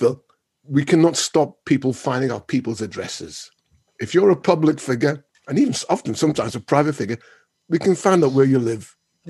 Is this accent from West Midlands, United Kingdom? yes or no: no; Liverpool, North West England, United Kingdom; my hometown, Liverpool